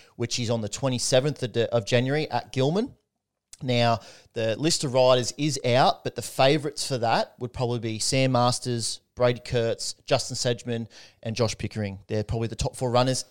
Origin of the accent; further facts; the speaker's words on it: Australia; Could, couldn't be prouder as an Aussie